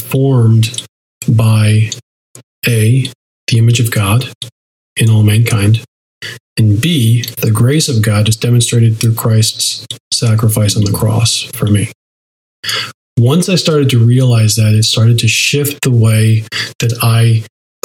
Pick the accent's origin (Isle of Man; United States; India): United States; we as an American culture